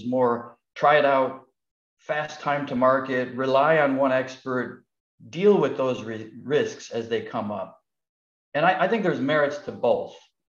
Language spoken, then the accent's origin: English; United States; as an American